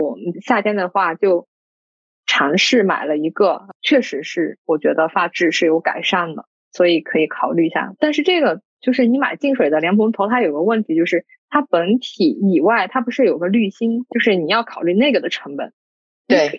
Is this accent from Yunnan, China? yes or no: yes; Dali, Yunnan, China; moved away; 像我老家的话，大理那边的话，冬天我们也，也，也用就是电暖炉嘛